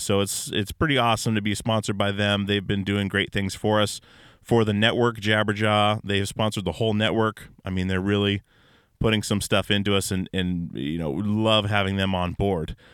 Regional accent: Alaska, United States; growing up in Alaska

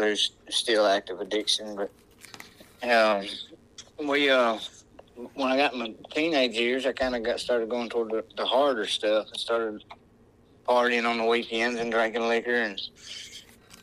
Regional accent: Northwest Alabama, United States; I'm from Northwest Alabama

